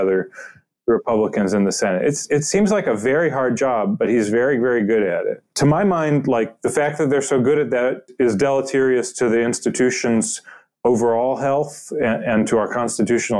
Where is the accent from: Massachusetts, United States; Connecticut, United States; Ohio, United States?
Ohio, United States; Cleveland; I'm from Cleveland. I grew up reading the Cleveland Plain Dealer, and the way that it would have covered politics when I was a kid